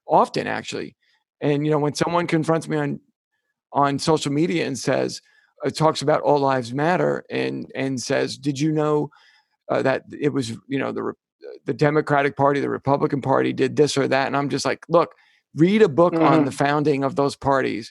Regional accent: United States; I'm an American

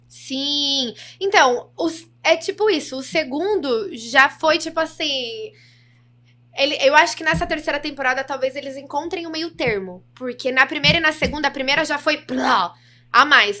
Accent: Brazil; accent: interior (caipira, dragged R); já começo a falar bem interior, assim, que as pessoas acham que eu não sou, porque eu não tenho muito sotaque do interior

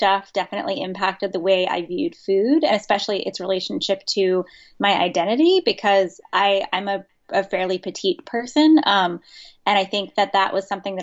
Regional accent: Virginia Beach, Virginia, United States; I grew up in the South in Virginia Beach, Virginia, which is, I think, admittedly one of the least southern parts of a southern state

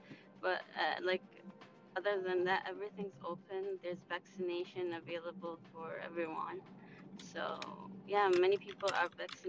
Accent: Dubai, United Arab Emirates; I'm from Dubai.

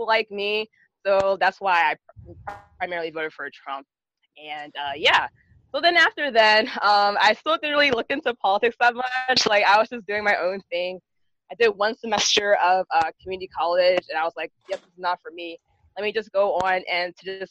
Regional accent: Delaware, United States; accent: Valley girl; also born or lived in Philadelphia, Pennsylvania; I was born in Philadelphia, actually. And my parents, they moved from Philly to Delaware, where I am right now, mainly because of the education system

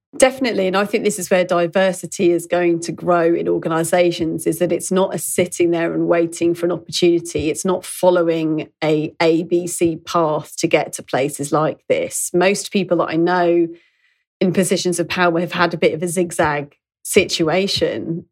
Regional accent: London, United Kingdom; growing up in London

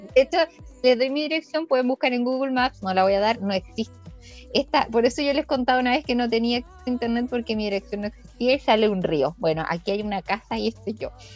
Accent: Chillán, Ñuble, Chile; yo estudié en un colegio con cruz. Entonces en ese colegio con Cruz de Chillán

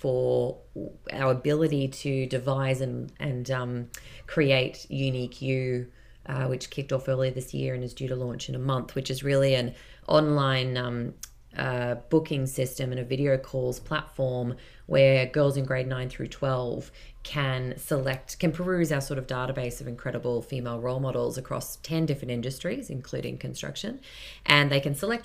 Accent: Yeppoon, Queensland, Australia; also born or lived in Mackay / United Kingdom; I'm a Queenslander myself, born and bred. I was born in Mackay, grew up in Yeppoon

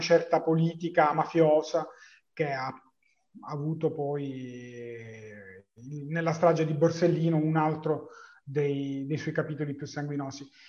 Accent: Palermo, Sicily, Italy; per me che sono palermitano

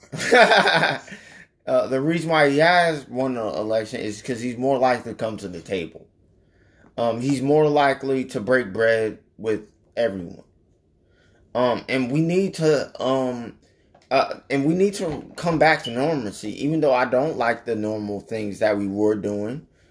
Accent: United States; us as the American people

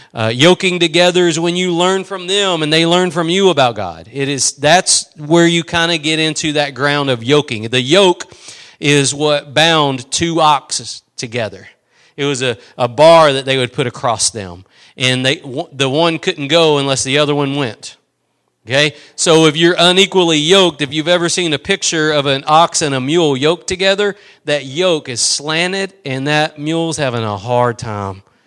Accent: East Texas, United States; I'm from East Texas

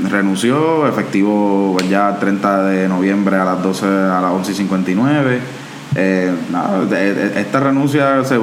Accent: Cataño, Puerto Rico; yo soy de Cataño, así que también esto a mí me interesa un poco.

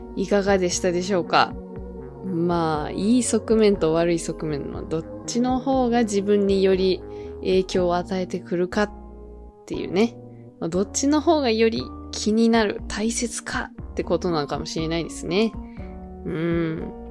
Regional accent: Kyoto, Japan; 私だったら、京都です

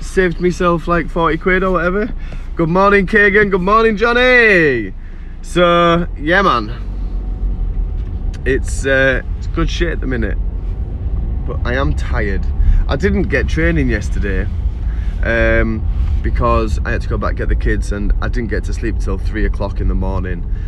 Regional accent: York, Yorkshire and the Humber, United Kingdom; also born or lived in Seaham; now in Sunderland, United Kingdom; I am from York in England originally, like 28 years ago

